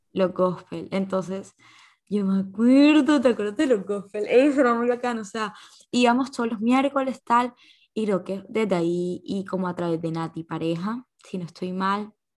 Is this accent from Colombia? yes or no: yes; Colombia; uno como colombiano, uno como persona joven